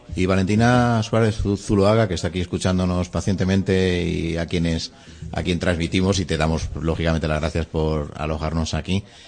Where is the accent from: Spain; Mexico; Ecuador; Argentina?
Spain; en un país tan territorialista como el nuestro